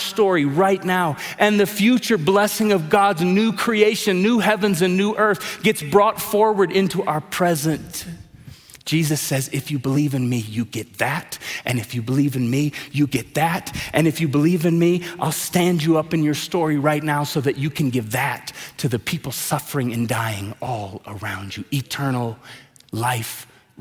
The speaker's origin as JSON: {"language": "English", "town": "Tulsa", "region": "Oklahoma", "country": "United States", "tie": "born or raised there", "said": "I grew up in Tulsa, Oklahoma, around a man named Reverend Dr. Wade Watts."}